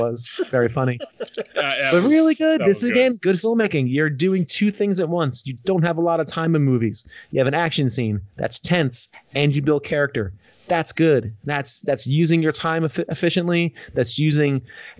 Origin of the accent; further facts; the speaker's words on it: New Jersey, United States; it's my home state